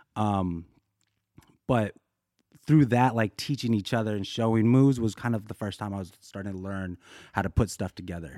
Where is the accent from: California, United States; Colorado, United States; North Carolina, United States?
Colorado, United States; Boulder; also born or lived in Korea; now in Los Angeles, United States; I grew up in Boulder, Colorado, three oh three